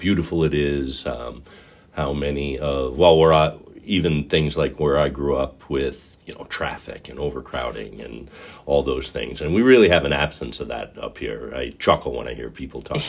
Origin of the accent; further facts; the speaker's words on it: New York City, New York, United States; moved away as an adult; now in Brighton, United States; So I'm a lifelong New Yorker. I'm actually from New York City and just outside New York City